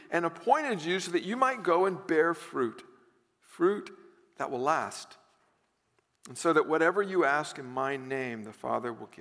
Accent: the South, United States; growing up in the South

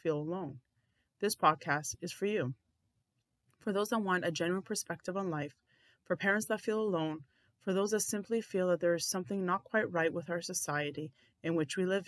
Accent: Canada; I'm a mother, I'm an Orthodox Christian, I'm Canadian

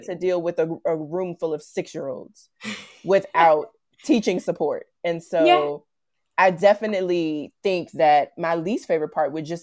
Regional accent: Virginia, United States; I'm from Virginia, which is on the East Coast of the United States.

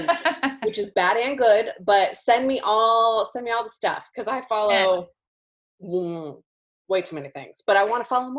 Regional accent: Bakersfield, California, United States; from my hometown in Bakersfield

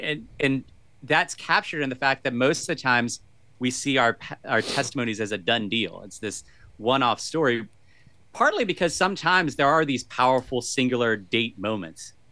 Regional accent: Virginia, United States; So I've lived most of my life in Virginia. Uh, grew up, uh, not, I, I currently live in the inner city part of Virginia, but most of my life was out in the country

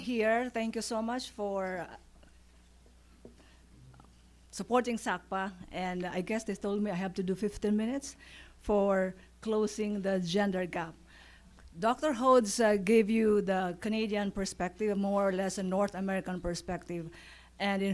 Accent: Philippines; Philippines, where my home country is.

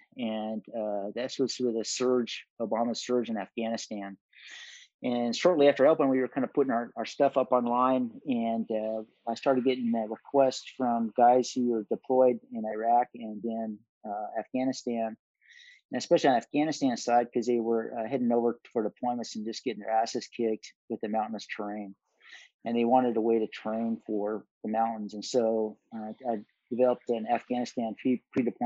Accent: Pinedale, Wyoming, United States; I grew up in a town called Pinedale

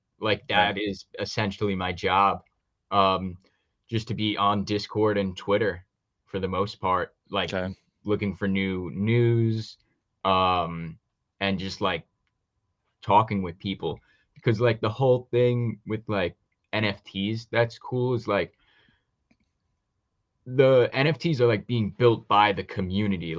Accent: New York, United States; I'm from New York

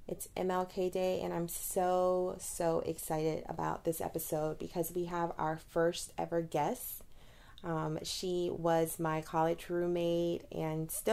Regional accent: Titusville, Florida, United States; also born or lived in Baton Rouge, Louisiana; I grew up in Titusville, Florida, which is a predominantly white town.

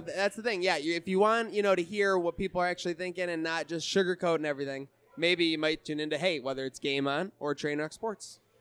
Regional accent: Buffalo, New York, United States; also born or lived in Westchester, New York / Syracuse; I was born in Buffalo, moved, moved to Westchester, New York, moved back to upstate New York

